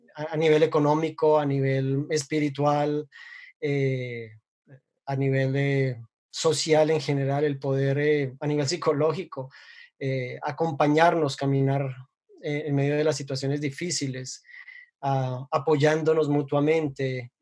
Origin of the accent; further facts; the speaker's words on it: Colombia; soy colombiano